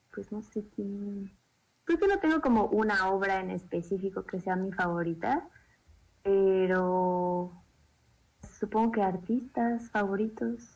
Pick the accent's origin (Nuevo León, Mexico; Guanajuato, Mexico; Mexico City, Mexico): Mexico City, Mexico; En el Distrito Federal, Xochimilco, de donde yo soy nativa